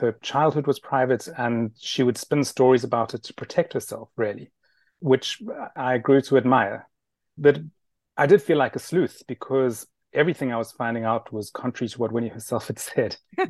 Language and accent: English; Johannesburg, Gauteng, South Africa; I grew up in Johannesburg.